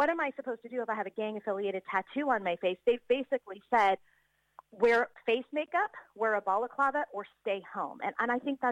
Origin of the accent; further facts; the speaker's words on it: United States; now in Auckland, New Zealand; I'm an American who grew up in the 1980s